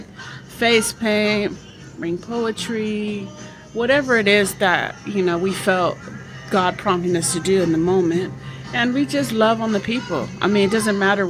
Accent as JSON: {"language": "English", "town": "Los Angeles", "region": "California", "country": "United States", "tie": "born or raised there", "said": "when I grew up in L.A., not South Central, because everybody said I'm from South Central LA. No, I'm from West"}